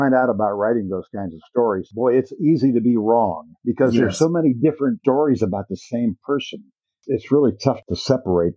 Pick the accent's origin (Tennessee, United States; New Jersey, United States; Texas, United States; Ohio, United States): Ohio, United States; Marion; moved away as an adult; also born or lived in England; Grew up in Ohio, a place called Marion, the home of President Harding